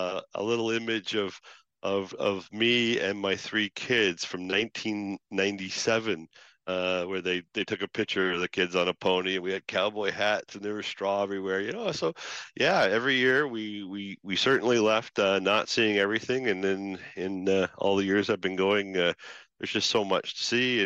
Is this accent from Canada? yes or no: yes; Canada; We're Canadians through and through